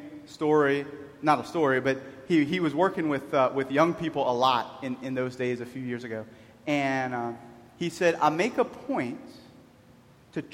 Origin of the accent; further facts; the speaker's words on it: Cajun, Louisiana, United States; I'm a Cajun